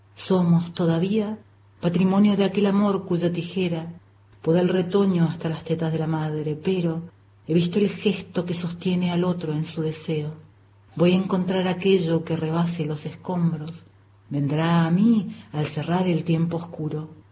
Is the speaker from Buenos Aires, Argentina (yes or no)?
no; Neuquén, Argentina; moved away; also born or lived in Córdoba; Nací en Neuquén a mediados de la fragorosa década del 70. Viví en Córdoba mucho tiempo.